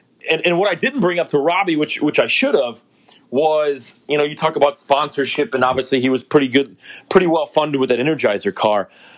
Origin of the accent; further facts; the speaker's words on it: outside of Chicago, Illinois, United States; as a kid where I grew up outside of Chicago, we got to go to Chicagoland, Milwaukee, Michigan, down to St. Louis, Indy, Kentucky.